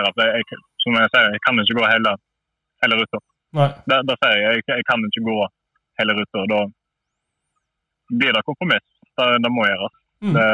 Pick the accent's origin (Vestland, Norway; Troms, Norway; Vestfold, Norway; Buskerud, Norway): Vestland, Norway; neighbouring municipality of Fitjar